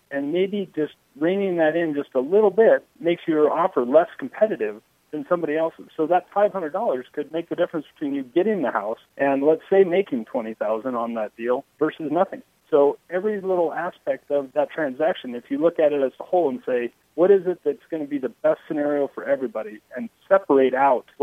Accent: Boise, Idaho, United States; I grew up in Boise

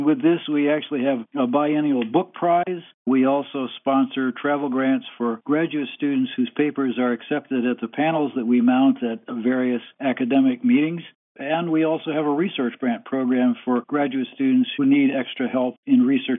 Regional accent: California, United States; I'm a Californian, you understand

